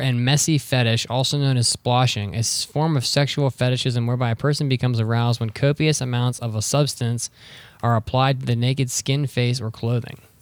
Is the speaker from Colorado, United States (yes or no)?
no; northern West Virginia, United States; I'm from North West Virginia.